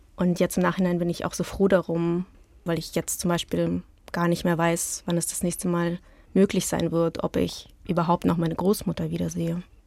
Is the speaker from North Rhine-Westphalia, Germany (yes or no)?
yes; Hilden and Düsseldorf, North Rhine-Westphalia, Germany; German is a second language; also born or lived in Petrozavodsk, Karelia, Russia; now in Berlin, Germany; Bei mir zu Hause in Berlin, in Hilden und Düsseldorf, wo meine Eltern wohnen und wo ich aufgewachsen bin